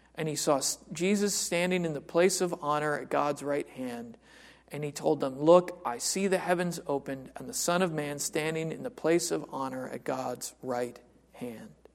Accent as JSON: {"language": "English", "country": "United States", "said": "I am completely an American mutt."}